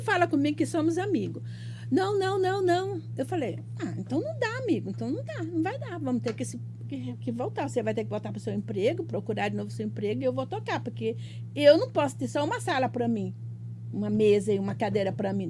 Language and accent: Portuguese; Northeast Region, Brazil; now in Piracicaba, Brazil; Sou nordestina eternamente